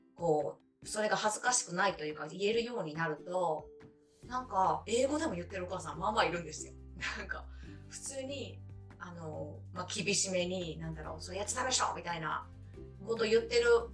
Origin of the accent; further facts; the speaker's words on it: Japan; moved away as an adult; now in Canada; 本当19歳まで日本にいて